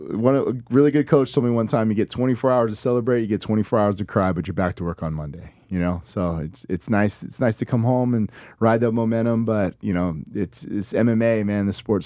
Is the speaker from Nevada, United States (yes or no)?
yes; Las Vegas, Nevada, United States; So being born and raised in Vegas, never really think that this is gonna be for